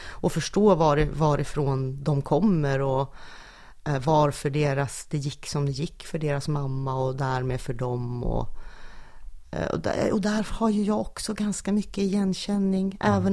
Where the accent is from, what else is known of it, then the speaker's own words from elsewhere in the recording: Norrland, Sweden; min norrländska bakgrund